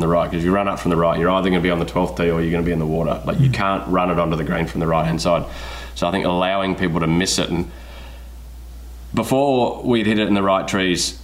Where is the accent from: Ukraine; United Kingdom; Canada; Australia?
Australia; moved away as an adult; I spent 20 years not in my home country, you know, and I'm kind of enjoying being around my people a little bit